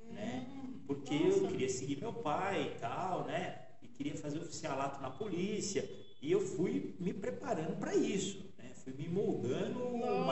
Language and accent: Portuguese; São Paulo, Brazil; Eu sou de São Paulo. Sou de São Paulo. É, eu até costumo dizer que eu sou o caipira de São Paulo. né?